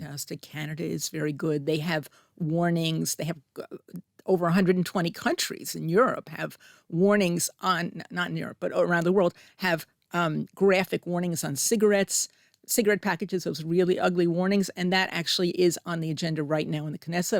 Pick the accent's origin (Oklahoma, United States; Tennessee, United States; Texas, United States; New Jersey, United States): New Jersey, United States; Middlesex; moved away as an adult; also born or lived in East Paterson, New Jersey / Delaware; now in Israel; I grew up in New Jersey